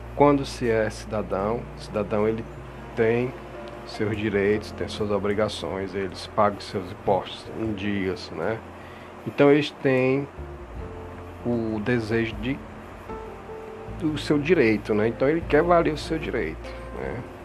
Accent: Brazil; nosso país, estamos falando como cidadão, como brasileiro

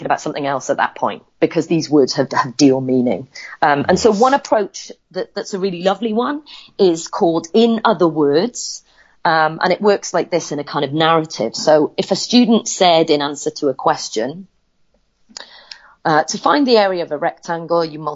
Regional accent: Wales, United Kingdom; accent: Welsh; I am Welsh

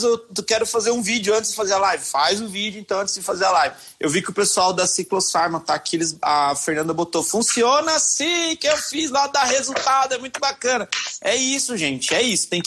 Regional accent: Minas Gerais, Brazil; pessoal, tenho que contar uma história, porque senão eu não sou mineiro.

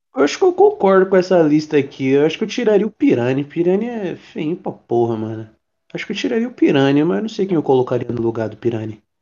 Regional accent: São Paulo, Brazil; Eu sou de São Paulo

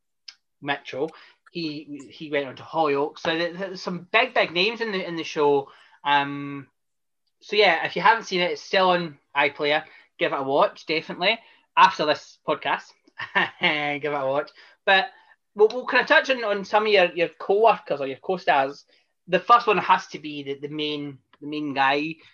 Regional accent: Watford, East of England, United Kingdom; I live in Watford now. Well, I'm from Watford

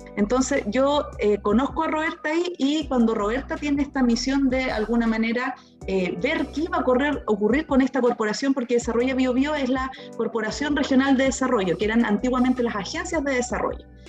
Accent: Temuco, Araucanía, Chile; now in Concepción, Chile; mi papá en Temuco, porque yo soy originaria de Temuco, aun cuando ahora vivo en Concepción

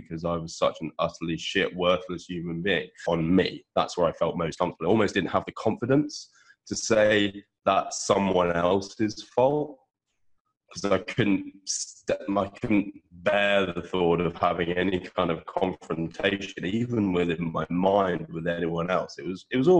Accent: United Kingdom; From my vernacular, which I am British

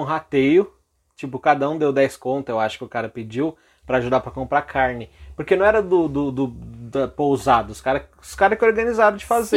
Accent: São Paulo, Brazil; eu nasci aqui em São Paulo mesmo

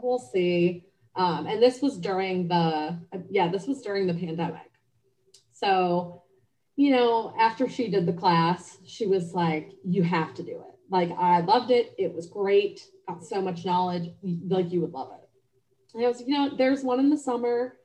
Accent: Cleveland, Ohio, United States; moved away as an adult; also born or lived in Cincinnati, Ohio; now in Charlotte, United States; I'm originally from Cleveland, Ohio. Um, I grew up there

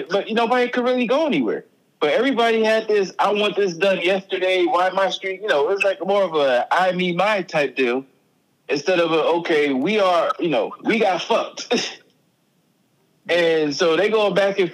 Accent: Buffalo, New York, United States; my hometown, Buffalo, New York

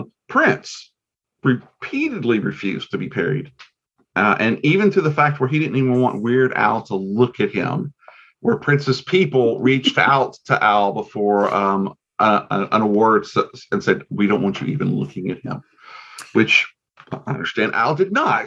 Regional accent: Nigeria; I'm Nigerian.

